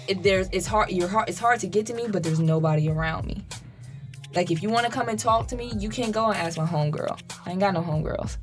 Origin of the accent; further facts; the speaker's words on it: Dayton, Ohio, United States; I'm from Dayton, Ohio